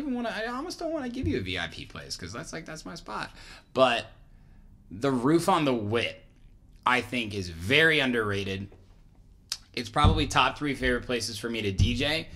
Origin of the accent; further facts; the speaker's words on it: Indiana, United States; moved away; also born or lived in Chicago; I grew up in Indiana.